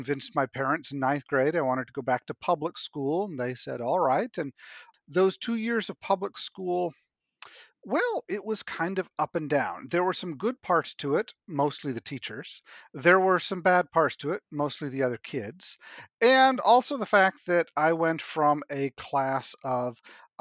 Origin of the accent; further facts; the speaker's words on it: New Hampshire, United States; also born or lived in Nova Scotia, Canada; I was born in Nova Scotia and then grew up in New Hampshire